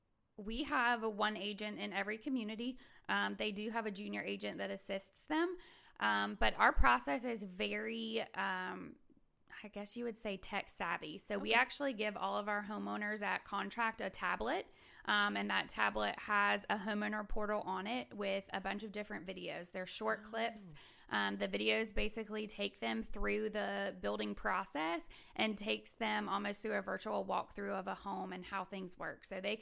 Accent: Virginia, United States; now in Huntsville, United States; I'm from Virginia.

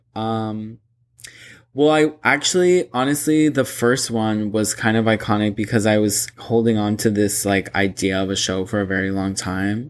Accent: Boca Raton, Florida, United States; moved away; my hometown, like, being back in, like, Boca Raton

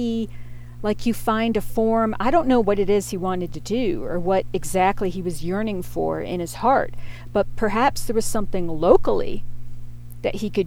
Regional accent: Pittsburgh, Pennsylvania, United States; moved away as an adult; also born or lived in North Carolina; I grew up in Pittsburgh, and that's where I had my formative years. My family moved there to Fox Chapel, which was a wealthy suburb of Pittsburgh, when I was in fifth grade

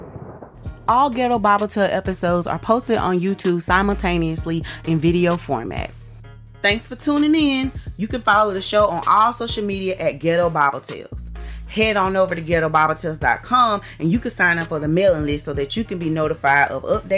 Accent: the South, United States; I'm from the South

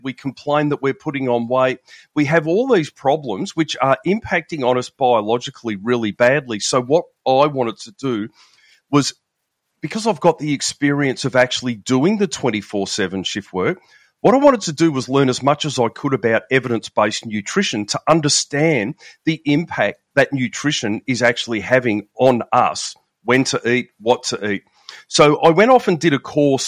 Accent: Melbourne, Victoria, Australia; I'm from Melbourne in Australia, down the very bottom of the big island of Australia there

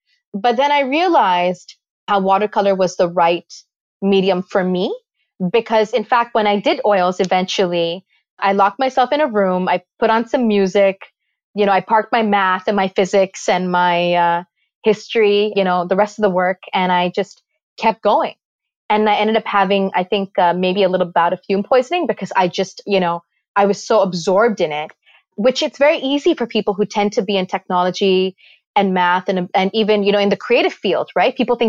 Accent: Karachi, Sindh, Pakistan; also born or lived in Toronto, Canada; now in New York, United States; but I was born in Pakistan in a little clinic in Karachi. And, you know, I moved around quite a bit through the course of my life.

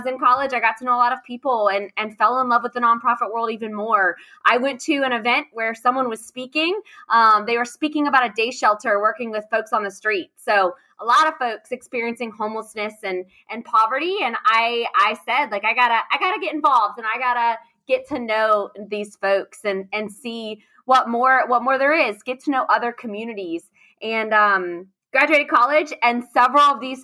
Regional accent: Raleigh, North Carolina, United States; I grew up in Raleigh, North Carolina. So born and raised here.

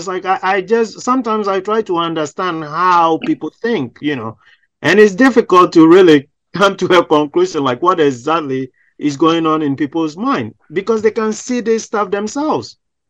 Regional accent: Ghana; because I'm from Ghana

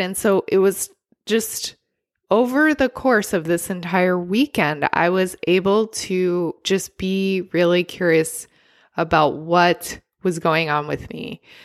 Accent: California, United States; as a Californian

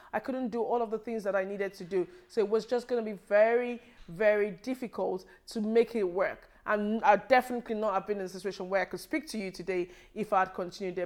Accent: Nigeria; moved away as an adult; now in United Kingdom; I was born in Nigeria, and I lived in Nigeria for, um, a, a long time before I relocated here.

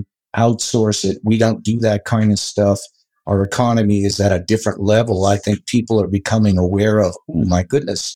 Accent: Butte, Montana, United States; also born or lived in Colorado; I was born and raised in Butte, Montana

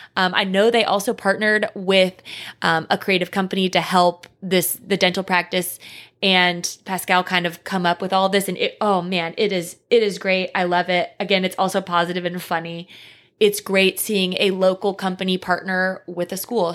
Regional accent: East Tennessee, United States; I'm from East Tennessee and I would call it fixins

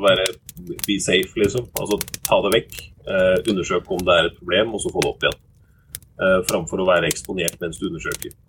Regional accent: Oslo, Norway; Jeg vokste opp på Oslo øst

